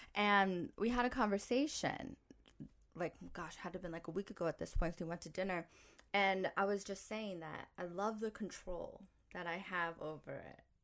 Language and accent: English; New York, United States; I grew up in New York